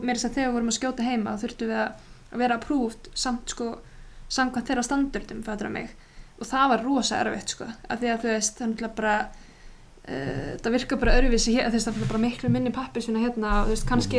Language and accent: Icelandic; Iceland; moved away as an adult; also born or lived in United States; vera búin að alast upp á Íslandi, sérstaklega þú veist, þegar maður er út á landi